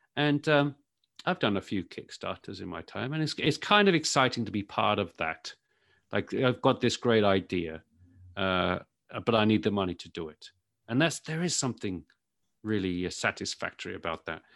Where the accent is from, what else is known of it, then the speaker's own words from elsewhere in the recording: United Kingdom; moved away as an adult; now in United States; As you can probably tell from my accent, I'm sort of, I'm from the U K. So I was tech journalist in the U K for many, many years before I moved over